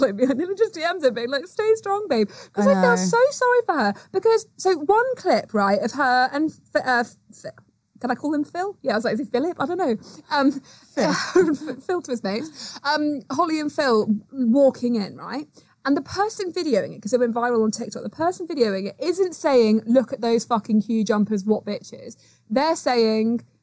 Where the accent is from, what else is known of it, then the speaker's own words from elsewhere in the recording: United Kingdom; being British